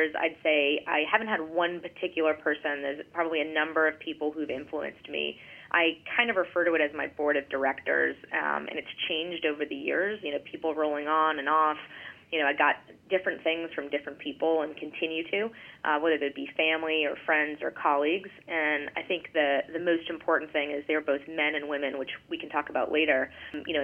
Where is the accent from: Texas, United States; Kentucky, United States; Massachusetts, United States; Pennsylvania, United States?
Massachusetts, United States; Gloucester; moved away; I grew up in Gloucester, Massachusetts, which is a small, you know, town on the ocean just about 30 miles north of Boston, a small fishing town.